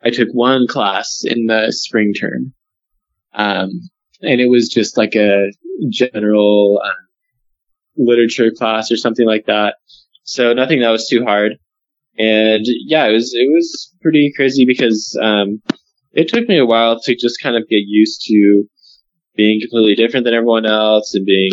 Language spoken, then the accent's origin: English; Arizona, United States; moved away as an adult; I'm from Arizona and came up to BYU as a freshman in 2010.